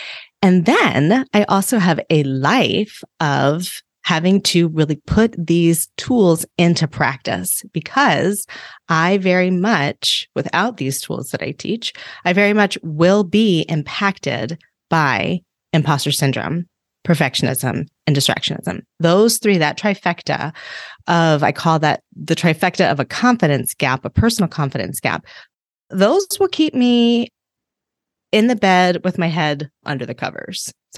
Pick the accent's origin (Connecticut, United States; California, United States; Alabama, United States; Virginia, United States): Virginia, United States; Reston; So I grew up outside of the Washington, D.C. area in Northern Virginia in a really cute little town called Reston. And it was a very idyllic, very sweet place, very diverse. It was built like with the premise of being a very diverse place. It was a planned community.